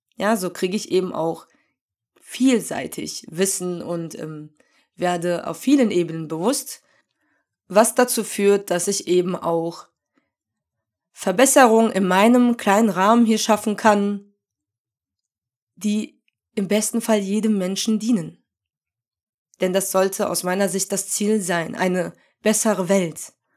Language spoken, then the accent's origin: German; Germany; ich identifiziere mich ja schon als Deutsche, weil ich hier geboren und aufgewachsen bin